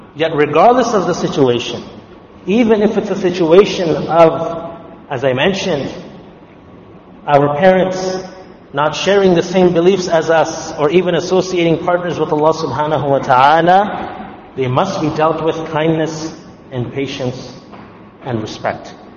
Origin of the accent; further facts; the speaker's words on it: Canada; also born or lived in Ottawa; As Canadian Muslims